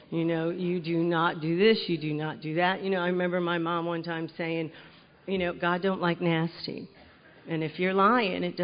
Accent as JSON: {"language": "English", "region": "North Carolina", "country": "United States", "tie": "born there", "said": "I am the youngest of four, and I was born in North Carolina. So when you'd ask me my name, I'd say, Well, hi there."}